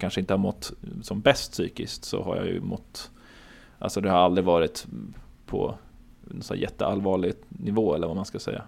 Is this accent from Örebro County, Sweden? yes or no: yes; Örebro, Örebro County, Sweden; moved away as an adult; also born or lived in Hamburg; now in Gothenburg, Sweden; jag är uppvuxen i och utanför Örebro och jag är född i Hamburg men flyttade till Sverige när jag var två